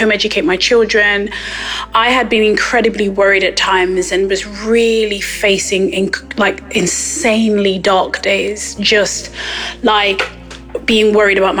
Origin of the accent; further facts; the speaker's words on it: Nottingham, East Midlands, United Kingdom; I'm from Nottingham here in England.